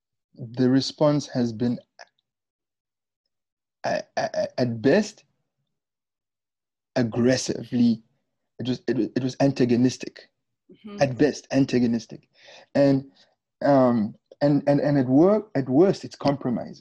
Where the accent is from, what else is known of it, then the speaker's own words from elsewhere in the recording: Windhoek, Khomas, Namibia; also born or lived in Luanda, Angola; now in United States; my hometown in Windhoek, the capital city of Namibia